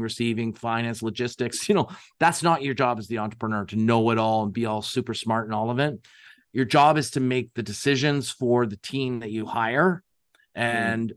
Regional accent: Canada; we're Canadian

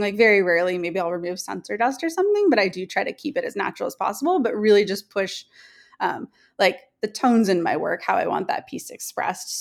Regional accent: Newport Beach, California, United States; also born or lived in Bay Area, California; I'm from Newport Beach, California, which is in Southern California.

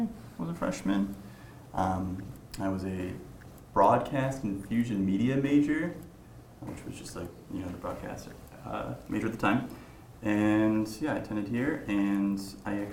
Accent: Spring Arbor, Michigan, United States; moved away as an adult; now in Huntington, United States; I'm originally from Michigan, Spring Arbor

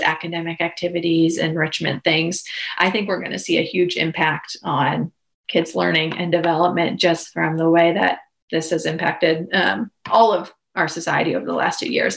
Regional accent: Pittsburgh, Pennsylvania, United States; moved away as an adult; now in Blacksburg, United States; I am originally from Pennsylvania, Pittsburgh area, but have relocated down here to go to school and then just stayed

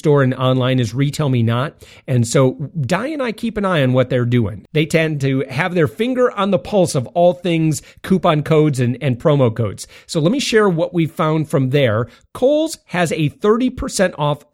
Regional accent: west side of Michigan, United States; moved away as an adult; now in Central Florida, United States; I'm from Michigan.

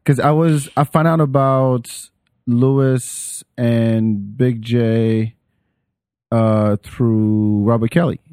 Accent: Paris, Île-de-France, France; English is a second language; moved away; I grew up in Paris

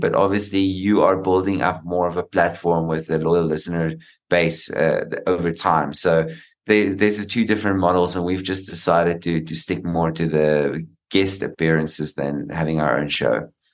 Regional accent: South Africa; being a South African

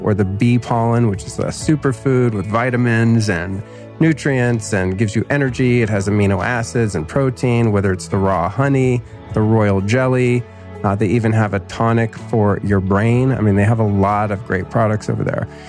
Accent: Northern California, United States; I grew up in Northern California

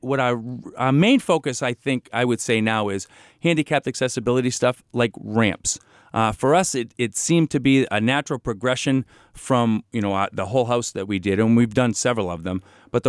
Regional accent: Franklin, United States; I grew up in Franklin. I've been here my whole life.

